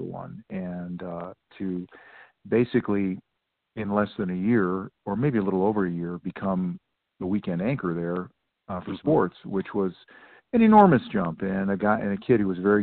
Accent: Cleveland, Ohio, United States; moved away as an adult; also born or lived in Atlanta; I was in my hometown and covering the Browns

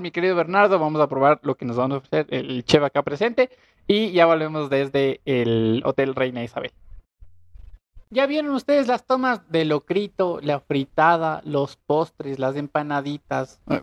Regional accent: Ecuador; also born or lived in Latacunga; Somos ecuatorianos

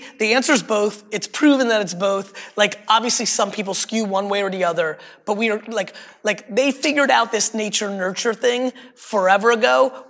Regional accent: Greenwich, Connecticut, United States; Growing up in Greenwich, third generation wealthy, you and I are different.

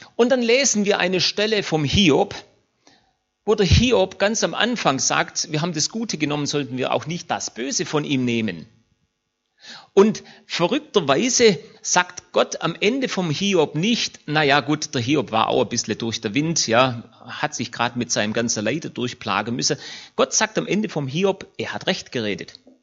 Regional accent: Germany; uns als Deutsche

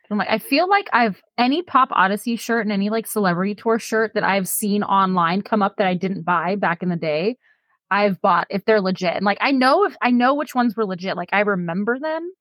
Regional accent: San Leandro, California, United States; I grew up in San Leandro, literally next door to Oakland

